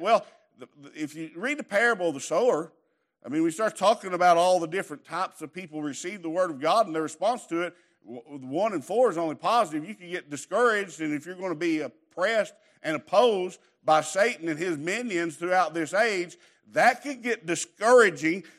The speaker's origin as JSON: {"language": "English", "region": "Southeast Kentucky", "country": "United States", "tie": "born or raised there", "said": "I grew up in Crackerneck"}